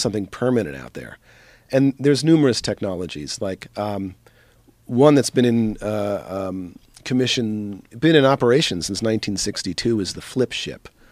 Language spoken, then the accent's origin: English; East Coast, United States; I grew up in the East Coast